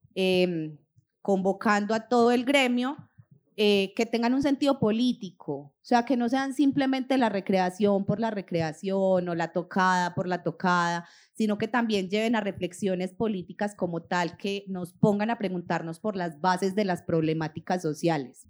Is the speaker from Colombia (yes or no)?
yes; Colombia; como población colombiana